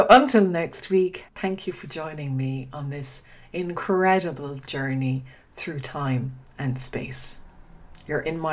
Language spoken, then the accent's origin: English; Dingle, Munster, Ireland; first language English; moved away as an adult; also born or lived in Australia / Uganda / Kenya / Switzerland; now in Oxford, United Kingdom; I grew up on the Dingle Peninsula in a small town tucked away at the edge of the Atlantic